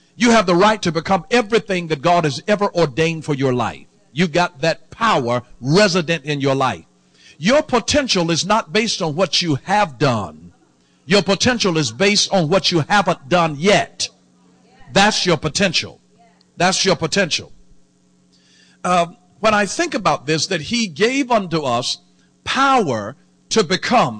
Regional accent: the South, United States; I'm born and raised in the South

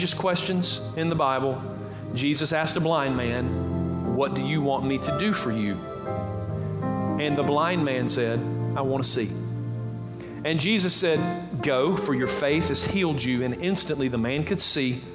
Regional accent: Georgia, United States; accent: Southern; I am Southern. I grew up in Georgia

